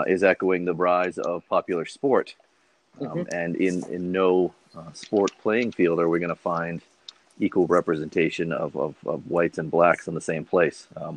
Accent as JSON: {"language": "English", "town": "Boston", "region": "Massachusetts", "country": "United States", "tie": "born or raised there", "said": "I grew up in Boston"}